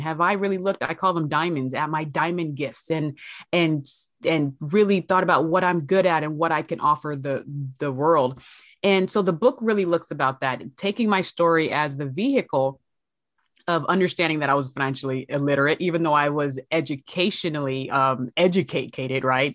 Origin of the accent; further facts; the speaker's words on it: Los Angeles, California, United States; also born or lived in San Bernardino, California; I hail from Los Angeles, California, out per way of San Bernardino